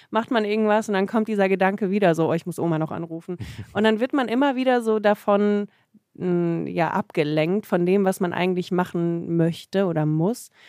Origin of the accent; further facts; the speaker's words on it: Germany; born there; Ja, man äh, spekuliert, dass ich gezeugt wurde in Russland